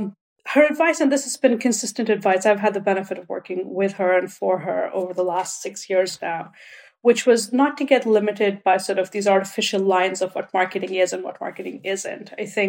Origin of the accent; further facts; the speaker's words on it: India; And even in India, I grew up in India.